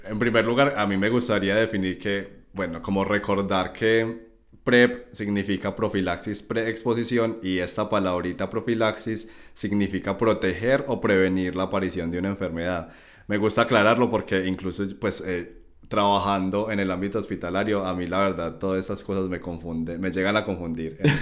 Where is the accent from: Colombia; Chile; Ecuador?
Colombia; moved away as an adult; also born or lived in Medellín, Colombia; now in Germany; Estudié instrumentación quirúrgica en la Universidad de Antioquia en Medellín, Colombia. Y bueno, mi recorrido profesional ha sido tanto allí, en mi país natal